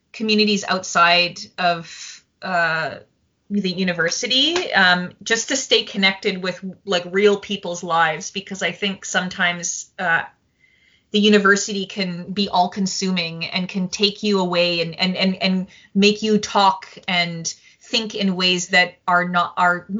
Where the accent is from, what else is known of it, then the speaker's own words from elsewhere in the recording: Saskatoon, Saskatchewan, Canada; I'm from Saskatoon, Saskatchewan